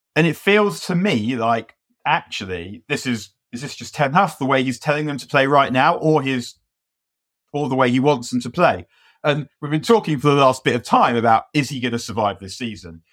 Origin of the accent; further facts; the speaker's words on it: London, United Kingdom; I was from London and from North London